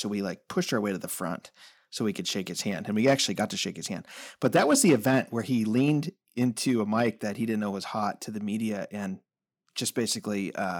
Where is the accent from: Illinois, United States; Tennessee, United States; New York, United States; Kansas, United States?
Illinois, United States; moved away; So I lived in Illinois. I grew up, born and raised in Illinois at the time.